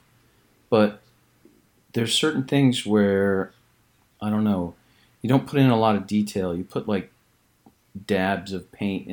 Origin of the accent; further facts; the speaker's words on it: Colorado, United States; growing up in Colorado and riding horses